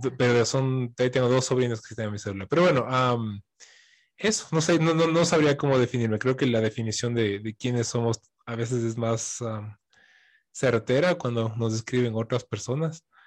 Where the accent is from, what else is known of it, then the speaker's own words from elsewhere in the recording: Quito, Pichincha, Ecuador; soy quiteño, vivo aquí a la vueltita